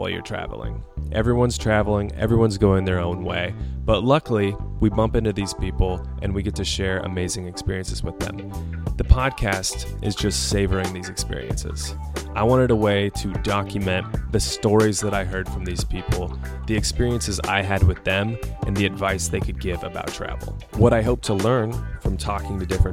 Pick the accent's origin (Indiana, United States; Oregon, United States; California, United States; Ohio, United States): Oregon, United States; Portland; now in New York City, United States; I'm from Portland, Oregon. I now live in New York City